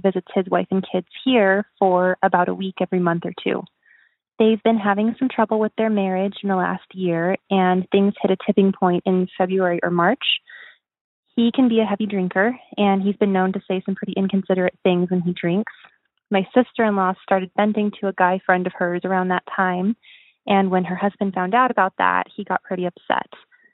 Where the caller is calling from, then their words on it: Rocky Mountains, United States; I am calling from the Rocky Mountains.